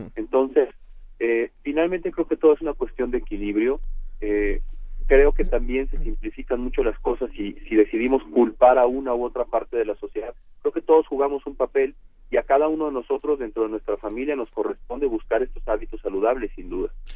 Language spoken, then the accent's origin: Spanish; Mexico; en México por definición somos hispanos